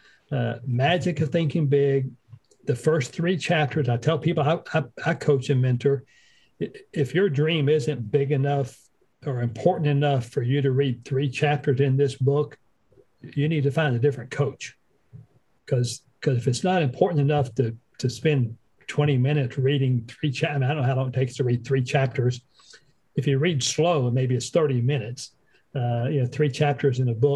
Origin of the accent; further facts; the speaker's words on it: Western North Carolina, United States; moved away as an adult; also born or lived in North Dakota; We're from Western North Carolina